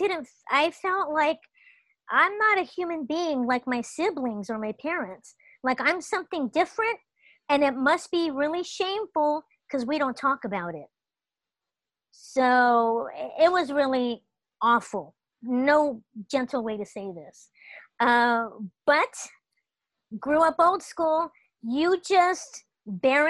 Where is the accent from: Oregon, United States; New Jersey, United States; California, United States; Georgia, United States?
California, United States; Los Angeles; I grew up in Los Angeles